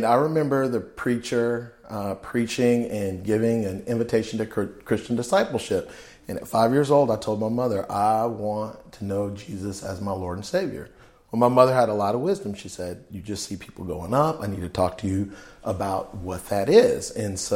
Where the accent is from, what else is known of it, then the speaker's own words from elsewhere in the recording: Fort Worth, Texas, United States; also born or lived in California; I grew up in Fort Worth, Texas, in Como